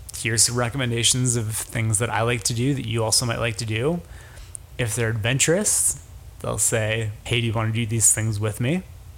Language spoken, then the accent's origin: English; Chicago, Illinois, United States; Had on my profile that I was from Chicago